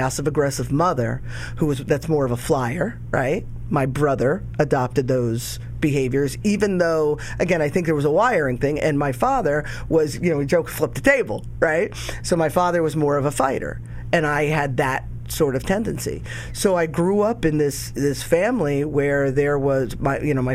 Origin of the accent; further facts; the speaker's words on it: Jersey Shore, New Jersey, United States; I grew up in New Jersey. I'm from the Jersey Shore